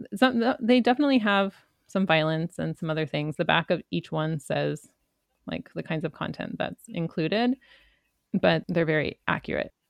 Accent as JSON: {"language": "English", "country": "Canada", "tie": "born or raised there", "said": "my Canadian upbringing"}